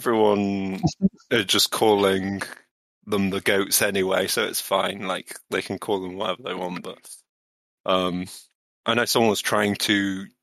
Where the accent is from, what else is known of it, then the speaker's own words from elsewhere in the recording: Pembrokeshire, Wales, United Kingdom; accent: Midlands; moved away; I do have a Midlands accent, but you know, I grew up in Pembrokeshire